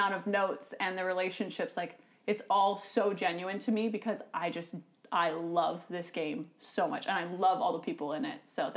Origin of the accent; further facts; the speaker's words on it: Pacific Northwest, United States; I grew up in the Pacific Northwest